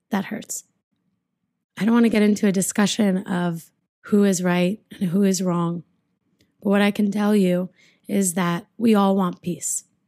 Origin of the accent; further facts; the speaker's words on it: United States; I'm American and I am Jewish